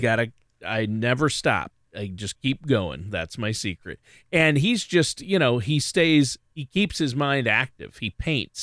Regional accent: Minnesota, United States; my home state of Minnesota

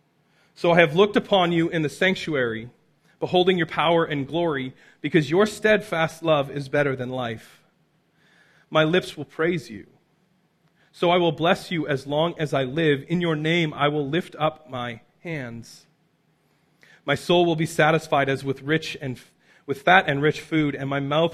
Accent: Abbotsford, British Columbia, Canada; I'm from Abbotsford

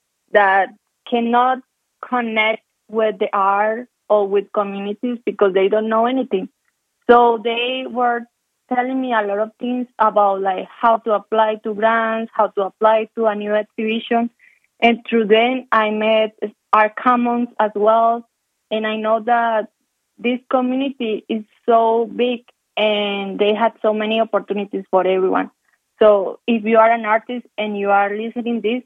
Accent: Colombia; English is a second language; moved away as an adult; now in Calgary, Canada; I was born in Colombia, and in the city where I grew up, we don't have seasons

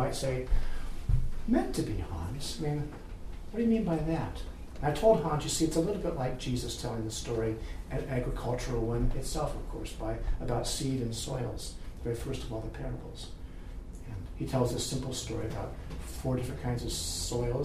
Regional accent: the West, United States; moved away; I grew up in the West, I grew up loving cows

